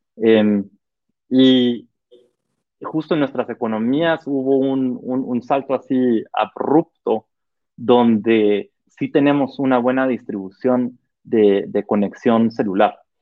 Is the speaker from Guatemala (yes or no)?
yes; Guatemala